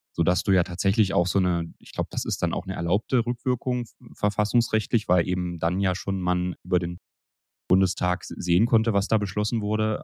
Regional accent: Germany; bei uns in Deutschland

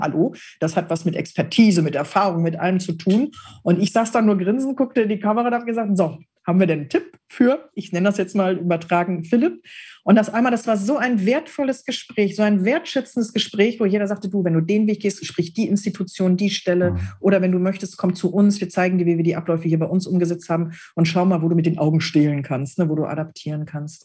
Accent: Ruhr area, North Rhine-Westphalia, Germany; hier bei uns im Ruhrgebiet

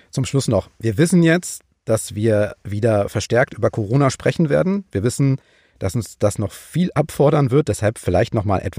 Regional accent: West Germany, Germany; also born or lived in Saxony, Germany; Wir sind beide im Westen geboren und aufgewachsen, aber wir beide haben auch eine Ostbiografie sozusagen, haben lange in Sachsen gewohnt, du in Dresden, ich in Leipzig

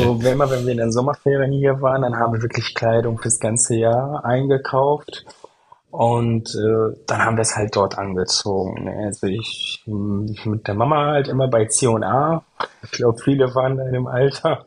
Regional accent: Syria; moved away as an adult; now in Germany; komme ursprünglich aus Syrien, bin zwar hier in Deutschland geboren, aber meine komplette Schulzeit und mein Leben habe ich halt bis 2012 in Syrien verbracht

